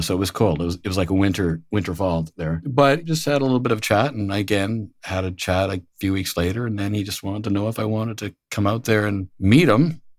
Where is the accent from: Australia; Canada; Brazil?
Canada; Moose Jaw, Saskatchewan; moved away as an adult; also born or lived in Switzerland; I'm Canadian by birth. Moose Jaw is the little town I'm from.